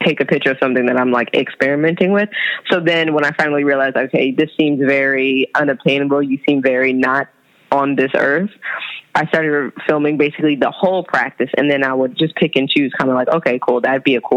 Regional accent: California, United States; moved away as an adult; also born or lived in Brooklyn, New York; now in New York City, United States; I'm from California

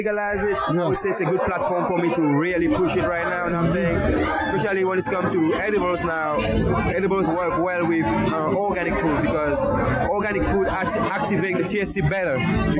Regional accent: Mauritius; moved away; Now I'm 27, so I'm saying I come all the way from Mauritius, like off the coast of Madagascar.

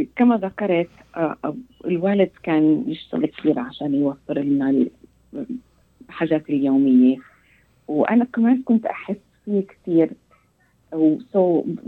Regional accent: United States; Arabic is a second language; تربيت أنا في أمريكا

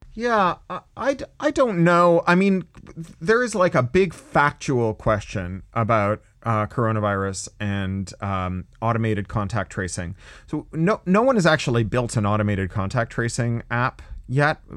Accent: Canada; also born or lived in California; now in United States; I'm a Canadian, but I live in the US

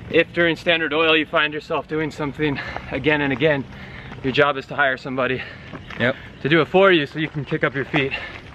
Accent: Reno, Nevada, United States; moved away as an adult; I grew up in Reno, Nevada. I went to high school and college there

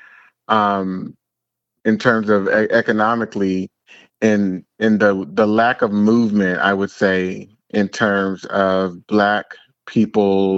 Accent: San Francisco Bay Area, California, United States; I am from the San Francisco, Oakland Bay area

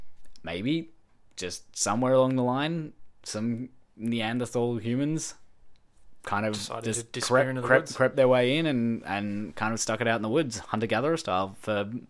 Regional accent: Dandenong Ranges, Victoria, Australia; We grew up together in the Dandenong Ranges outside of Melbourne.

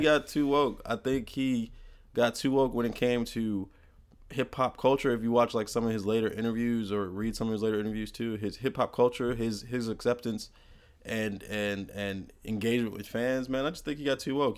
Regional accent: United States; born and raised in America

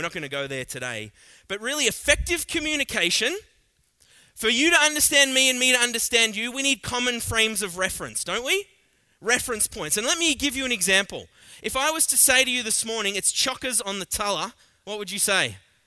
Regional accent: Australia; accent: thick Australian; now in Canada; I'm Australian, I speak pretty thick

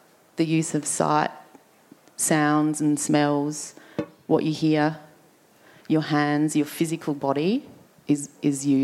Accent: Adelaide, South Australia, Australia; we grew up here on Kaurna country.

